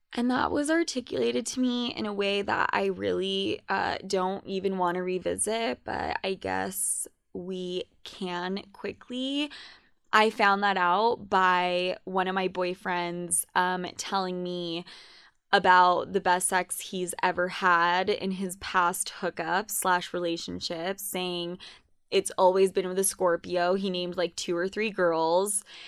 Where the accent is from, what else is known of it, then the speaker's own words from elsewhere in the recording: Utah, United States; also born or lived in New York; I was considered Spanish as fuck in high school growing up in Utah.